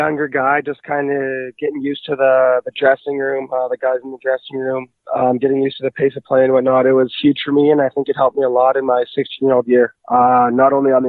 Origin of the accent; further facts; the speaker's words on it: Cranbrook, British Columbia, Canada; I'm from Cranbrook, BC originally.